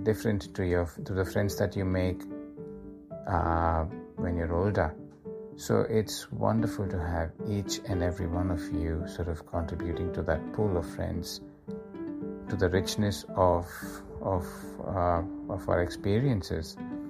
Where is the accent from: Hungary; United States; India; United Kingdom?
India; Mumbai, Maharashtra; moved away as an adult; now in Australia; when we moved from Andheri to Dahisar, that was, I think, in year 11 or 12